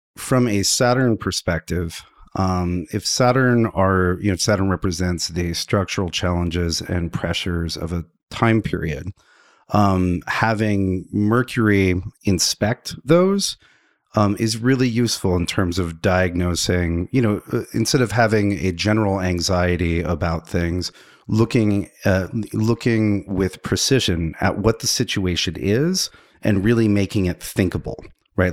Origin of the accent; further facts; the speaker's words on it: the Bible Belt, United States; I grew up in the Bible Belt